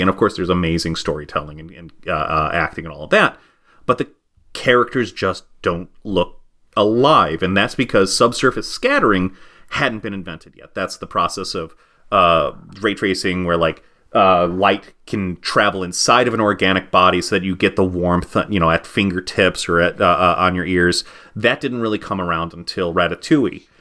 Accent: United States; as an American

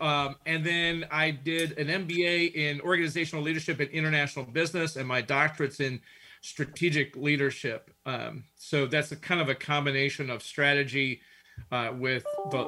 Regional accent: Lorain, Ohio, United States; moved away as an adult; now in Erie, United States; I grew up in a town called Lorain, Ohio. It's about 40 miles east of Cleveland. I'm sorry, west of Cleveland.

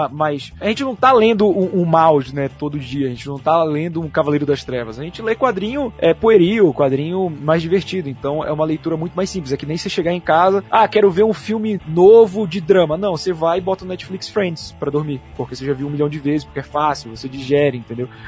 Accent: Belém, Pará, Brazil; now in São Paulo, Brazil; ainda mais eu vim de Belém, onde é uma cidade muito pequena, né, em, em questão de quilômetros mesmo assim, tipo, tudo é muito perto em Belém

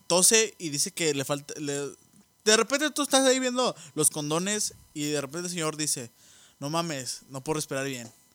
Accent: Mexico; somos inmunes los mexicanos

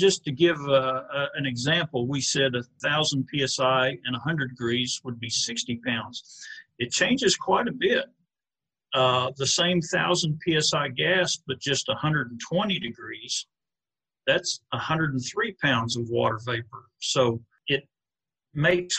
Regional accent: Thomas, Oklahoma, United States; also born or lived in Kansas / California / Burns Flat, Oklahoma / Cordell, Oklahoma; we grew up in Thomas, okay, Oklahoma

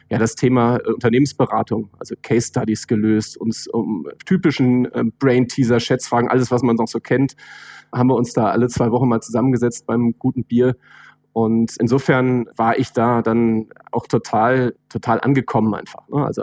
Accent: Northern Germany, Germany; Ich komme ja aus dem Norden, ne?

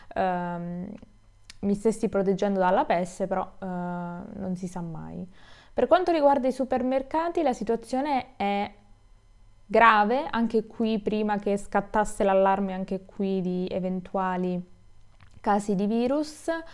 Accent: Italy

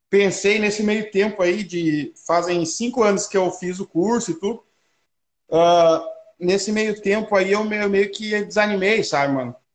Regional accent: Gramado, Rio Grande do Sul, Brazil; Sou de Gramado, Rio Grande do Sul, rapaz.

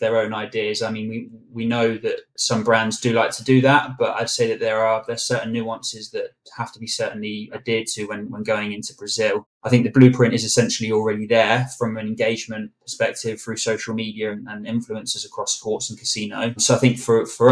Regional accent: England, United Kingdom; We know what we like as English people

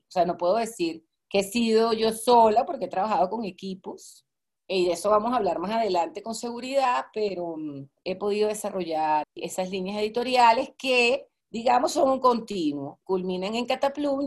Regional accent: Venezuela; also born or lived in Maracaibo / Caracas; yo soy venezolana

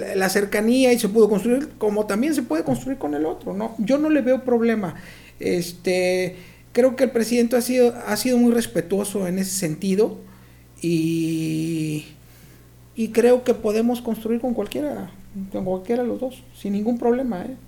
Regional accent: Mexico; tenemos que cambiar nuestros eh, eh, hábitos alimenticios como mexicanos

